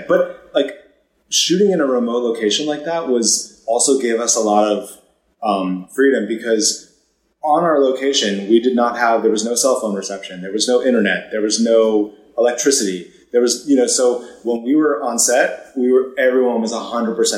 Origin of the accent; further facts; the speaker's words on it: Maine, United States; moved away; I grew up in Maine in a very small town and, you know, left the second that I could